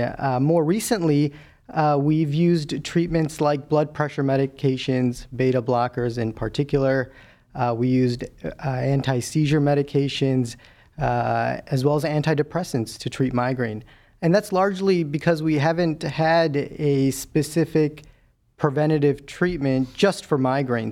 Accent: Chicago, Illinois, United States; moved away as an adult; also born or lived in Milwaukee / Cleveland; I'm a Midwesterner through and through. I was born and raised in Chicago

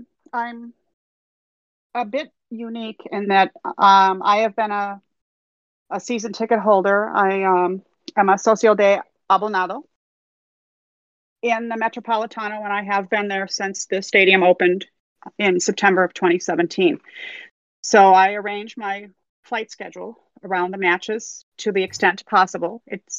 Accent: United States; I'm American and I don't really speak Spanish.

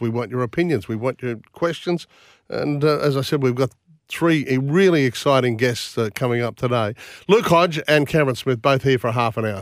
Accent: Bundaberg, Queensland, Australia; born or raised there

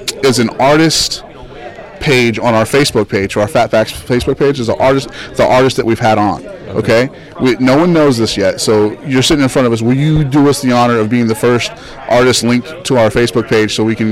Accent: Westminster, Colorado, United States; moved away; also born or lived in Denver; I went to Westminster High School. I finished out in Westminster and up there just outside of Denver.

